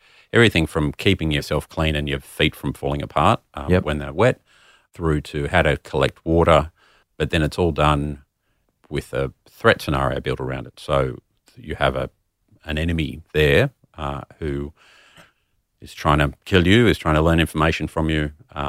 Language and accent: English; Sydney, New South Wales, Australia; I am from Sydney originally.